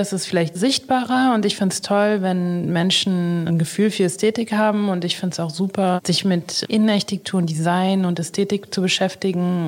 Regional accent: Berlin, Germany; also born or lived in Haifa, Israel; Ich würde sagen, dass Berlin oder Deutschland schon meine Heimat ist. Ich ja. bin hier, seitdem ich zwei Jahre alt bin.

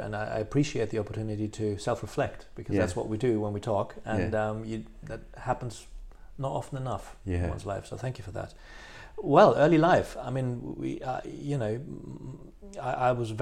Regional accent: Brussels, Brussels-Capital Region, Belgium; first language French; English is a second language; now in London, United Kingdom; I went to UCLA first and then to Woluwe in Brussels

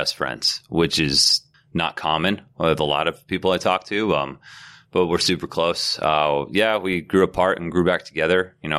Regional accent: Glen Cove, New York, United States; I grew up on Long Island. I'm one of four children, the oldest of four.

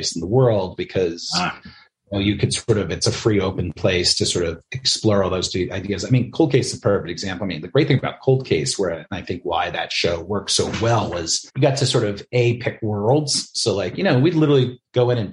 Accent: New York City, New York, United States; also born or lived in Albany, New York; I grew up in the Bronx with my grandmother and my mom and my aunts

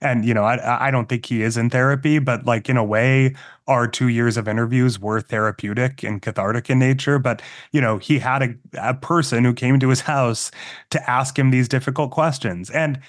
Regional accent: Massachusetts, United States; growing up in Massachusetts as a Mormon kid, you know, like made me kind of an outsider in some ways

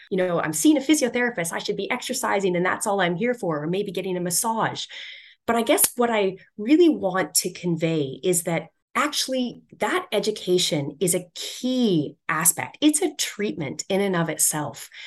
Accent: Edmonton, Alberta, Canada; I grew up in Edmonton in Canada, and our city is just known for boxed boring cookie cutter square buildings

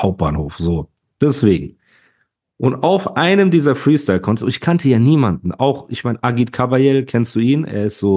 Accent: Heidelberg, Baden-Württemberg, Germany; als Heidelberger

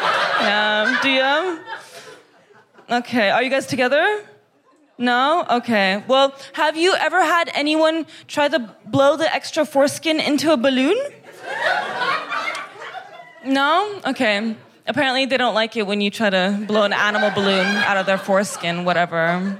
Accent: Kazakhstan; It's because I'm from Kazakhstan.

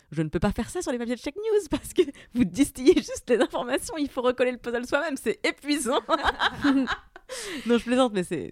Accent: Saint-Avold, Grand Est, France; now in Paris, France; je viens de la région de Saint-Avold

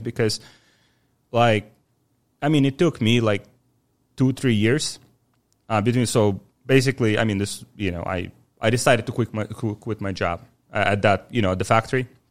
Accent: Ukraine; also born or lived in Poland; now in Miami, United States; I'm from Ukraine originally, uh, born in nineteen ninety

